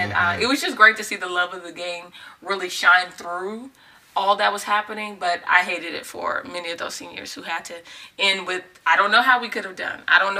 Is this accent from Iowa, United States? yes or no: no; Texas, United States; we moved to the Mansfield area. I'm from Texas.